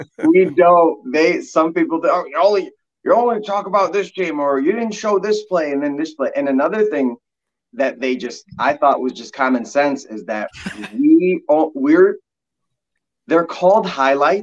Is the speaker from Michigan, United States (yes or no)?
yes; Dearborn, Michigan, United States; moved away as an adult; also born or lived in Detroit, Michigan / Houghton, Michigan / Marquette, Michigan / Duluth, Minnesota; I was born in Detroit, but grew up in Dearborn, Michigan